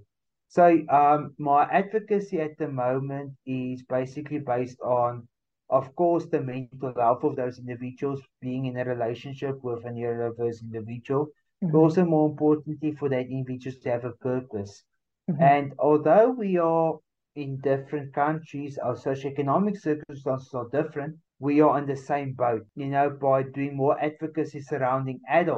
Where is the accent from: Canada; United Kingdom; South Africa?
South Africa; I'm talking only from South Africa